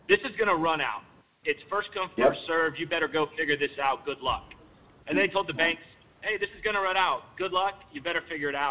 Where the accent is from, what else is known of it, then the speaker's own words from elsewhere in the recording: Kingsville, Texas, United States; my hometown of Kingsville with Kleberg Bank